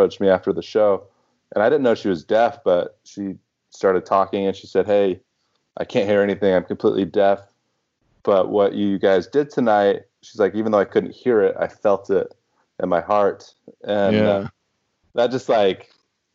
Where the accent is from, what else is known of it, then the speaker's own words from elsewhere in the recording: Houston, Texas, United States; moved away as an adult; also born or lived in Boston; now in New York, United States; it was my hometown. That's where I grew up